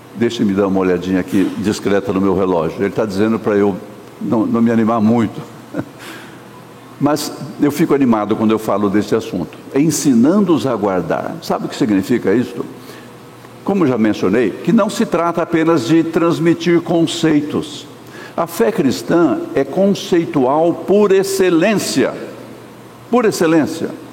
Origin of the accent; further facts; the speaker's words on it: Sorocaba, São Paulo, Brazil; also born or lived in Minas Gerais / Santo Amaro, São Paulo; Quando eu era menino pequeno lá em Sorocaba